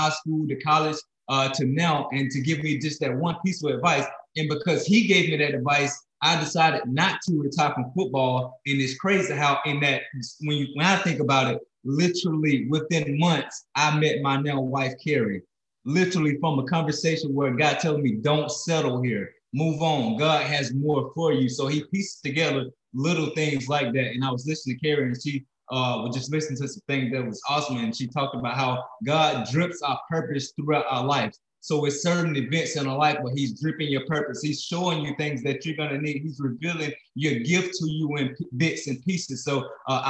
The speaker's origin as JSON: {"language": "English", "region": "Alabama", "country": "United States", "tie": "born or raised there", "also_born_or_lived": "South Dakota", "moved": "as an adult", "lives_now": "Florida, United States", "said": "I'm a kid from Alabama, grew up in Alabama, found my way in South Dakota where I met my wife. And then we're living in Florida"}